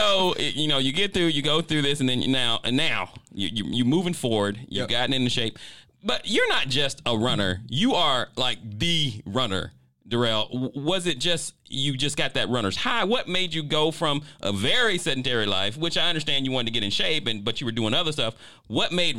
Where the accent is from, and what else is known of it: Winter Park, Florida, United States